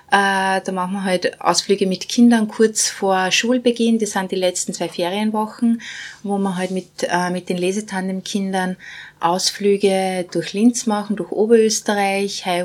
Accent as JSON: {"language": "German", "country": "Bosnia & Herzegovina", "moved": "yes", "lives_now": "Austria", "said": "ich komme ursprünglich aus Bosnien, bin seit 92 in Österreich."}